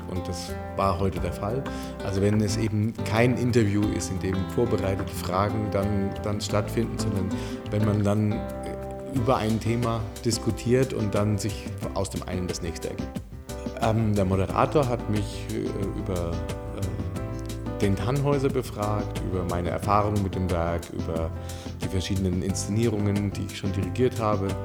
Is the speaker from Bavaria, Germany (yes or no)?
yes; Kronach, Bavaria, Germany; also ich bin in Kronach geboren und ähm, in der Nähe von Kronach aufgewachsen, dort zur